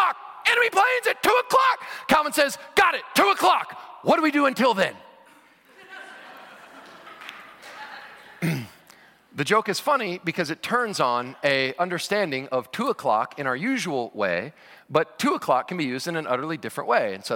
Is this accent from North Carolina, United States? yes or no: no; Cincinnati, Ohio, United States; I was born in Cincinnati, Ohio, and have been a lifelong Cincinnati Bengals fan.